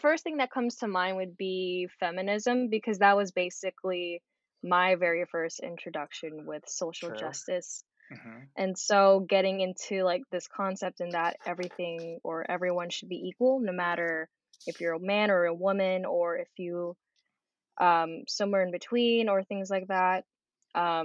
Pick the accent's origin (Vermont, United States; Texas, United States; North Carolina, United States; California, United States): California, United States; Bay Area; I am born and raised here in the Bay Area as a Filipino-American.